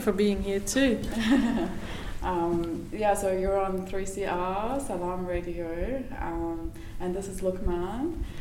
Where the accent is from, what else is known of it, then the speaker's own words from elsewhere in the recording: Lebanon; now in Australia; I grew up in Lebanon